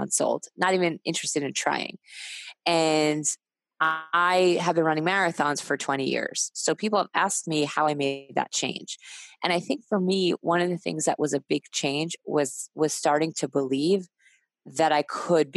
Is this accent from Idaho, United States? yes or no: no; New York, United States; I'm a New Yorker